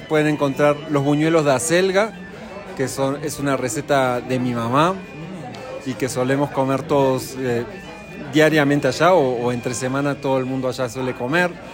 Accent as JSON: {"language": "Spanish", "region": "Buenos Aires", "country": "Argentina", "moved": "yes", "lives_now": "Bogotá, Colombia", "said": "nosotros nos decimos, autodenominamos como porteños"}